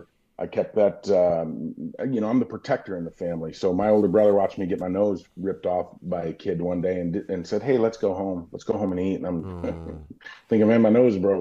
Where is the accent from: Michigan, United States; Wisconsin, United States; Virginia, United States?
Wisconsin, United States; Burlington; moved away; also born or lived in Milwaukee, Wisconsin / Tulsa, Oklahoma; growing up in Burlington, Wisconsin